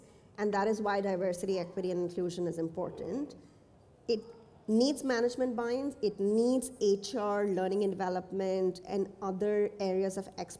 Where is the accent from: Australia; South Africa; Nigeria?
Nigeria; moved away; also born or lived in India; So I grew up in Nigeria and India, and since have worked in the Middle East.